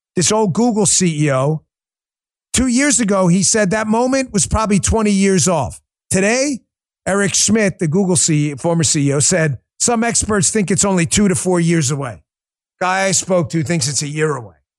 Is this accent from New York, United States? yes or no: yes; New York, United States; now in Florida, United States; I was born in New York